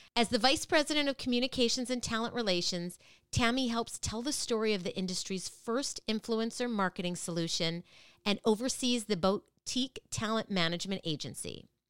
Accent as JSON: {"language": "English", "town": "Minneapolis", "region": "Minnesota", "country": "United States", "tie": "born or raised there", "said": "I grew up in Minneapolis"}